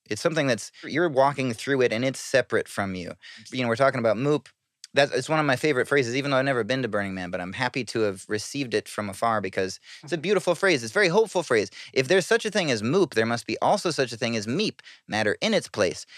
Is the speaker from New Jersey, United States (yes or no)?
no; north of Seattle, Washington, United States; moved away as an adult; now in New York City, United States; I come from Washington State, from a little town north of Seattle, and it's just like surrounded in trees. Like I live, I, I grew up like playing around in the woods